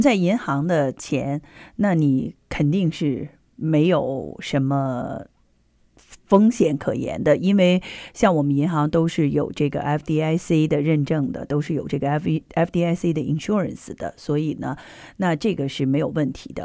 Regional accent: China; now in United States; 中秋节对于我们中国人来讲的话

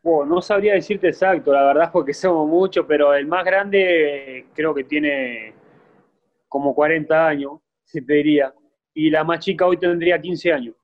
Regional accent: Montevideo, Uruguay; now in Mexico; yo nací en Montevideo, un barrio La Valleja se llama, es un barrio, bueno, chico, pero sí, como te dije recién, este, nos hemos criado de un ambiente complicado

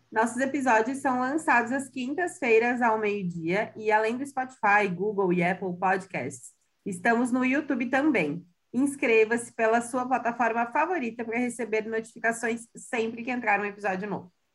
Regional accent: Santa Catarina, Brazil; sou de Santa Catarina

